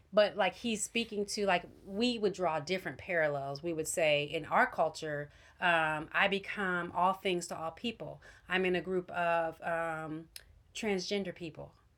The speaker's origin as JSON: {"language": "English", "country": "United States", "said": "as an American Christian"}